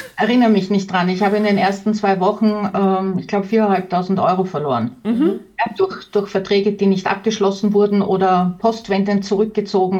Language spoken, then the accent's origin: German; Tyrol, Austria; bei uns in Tirol sowieso